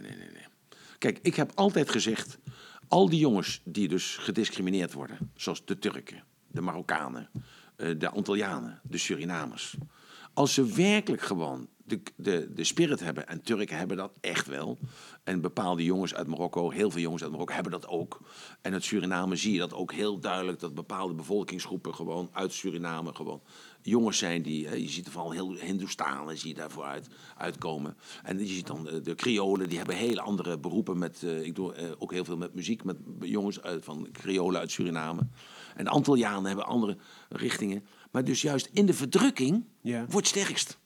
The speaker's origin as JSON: {"language": "Dutch", "country": "Netherlands", "said": "from Holland"}